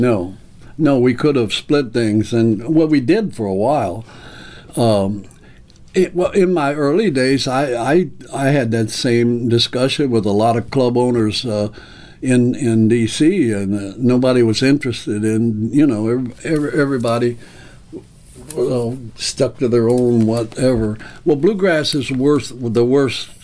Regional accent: Owensboro, Kentucky, United States; I was raised in Kentucky, born and raised in Owensboro, Kentucky

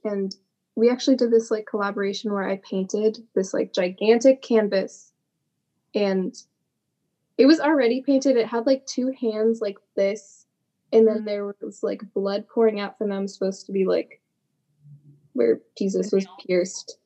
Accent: Massachusetts, United States; I'm from Massachusetts

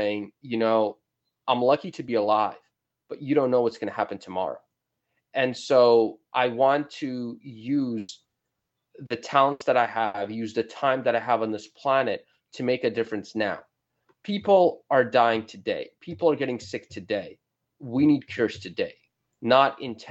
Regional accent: New York, United States; I'm from New York

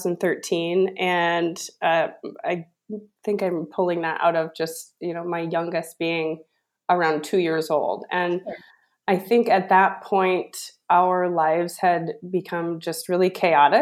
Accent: Sioux Falls, South Dakota, United States; we live in Sioux Falls here, and we grew up in Sioux Falls

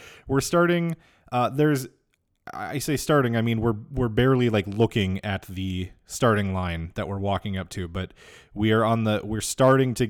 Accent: Minneapolis, Minnesota, United States; My parents are divorced, so I grew up in Minneapolis, but also in a suburb just south of Minneapolis

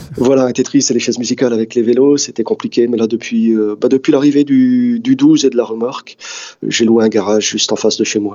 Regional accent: Dunkirk, Hauts-de-France, France; moved away; J'ai grandi à Dunkerque, ouais. J'ai toujours un, pied là-bas, parce que euh, bah, j'y suis né et puis ça reste ma ville.

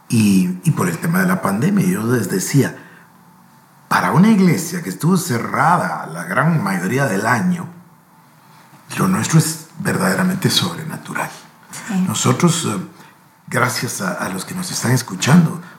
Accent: Guatemala; Porque aquí en Guatemala, pues obvio, somos guatemaltecos, sabemos, ¿no?

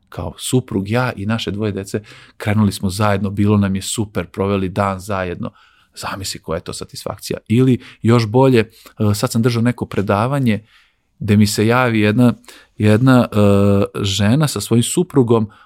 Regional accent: Crvenka, Vojvodina, Serbia; imamo bazen kod nas u Crvenki

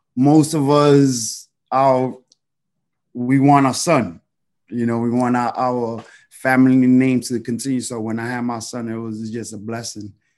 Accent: New York City, New York, United States; growing up in the Heights

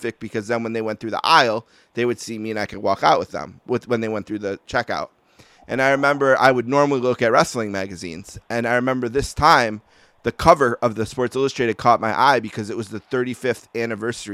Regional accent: Buffalo, New York, United States; accent: Buffalo; my accent. Everyone from Buffalo, you know, says

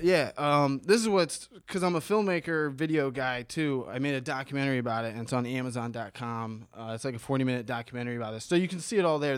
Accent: Bexley, Ohio, United States; moved away as an adult; also born or lived in Bahamas; born and raised in Ohio

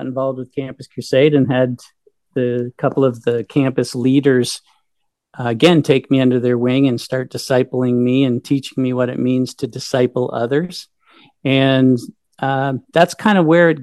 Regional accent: Brockville, Ontario, Canada; moved away as an adult; also born or lived in Guelph / Australia; I grew up in Brockville

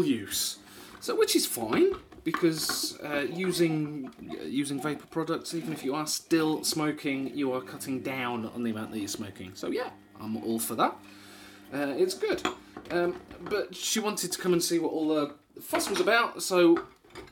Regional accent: Wisbech, East of England, United Kingdom; moved away; I grew up in Wisbeach.

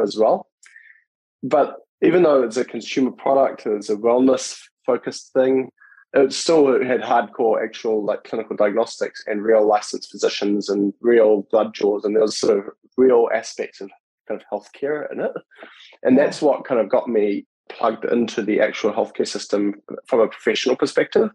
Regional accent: New Zealand; moved away as an adult; now in United States; I grew up in New Zealand

